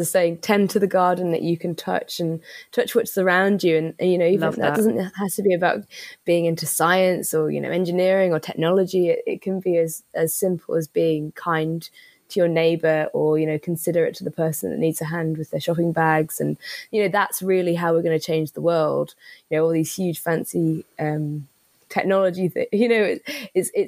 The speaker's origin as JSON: {"language": "English", "country": "Isle of Man", "tie": "born or raised there", "said": "I was really lucky growing up on the Isle of Man"}